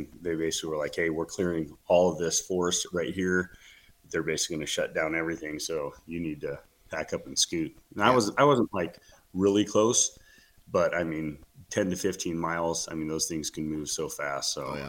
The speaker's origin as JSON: {"language": "English", "region": "California", "country": "United States", "said": "So, you know, I was from California. So I blacktail hunt quite a bit."}